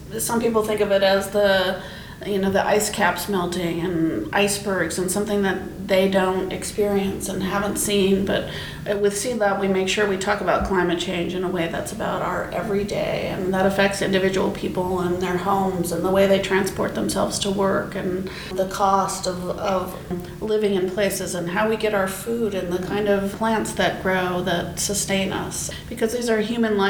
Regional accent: Anchorage, Alaska, United States; When I grew up in Anchorage, we would have a lot of snow by Halloween

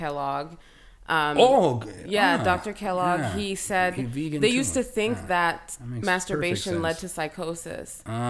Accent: Kenya; In my country, I'm from Kenya.

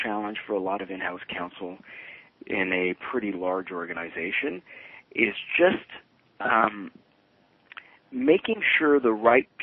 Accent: Toronto, Ontario, Canada; I grew up in Toronto. My parents were originally from Italy, so I'm a child of immigrants. Grew up in East End of Toronto, sort of Danforth and Pape

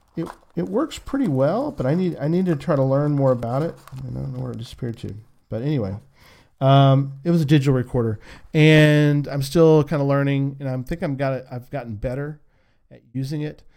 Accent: San Antonio, Texas, United States; I'm from San Antonio

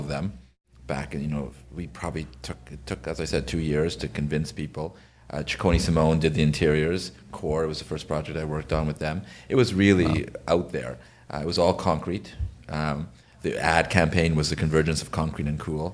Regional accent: Ottawa, Ontario, Canada; I'm from Ottawa

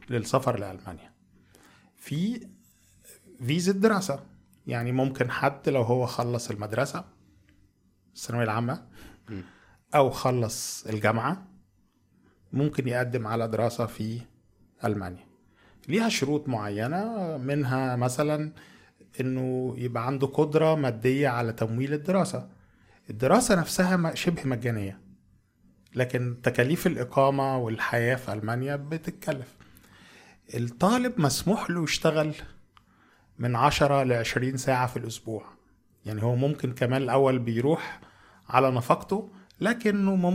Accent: Egypt; moved away as an adult; now in Germany; احنا عندنا في مصر

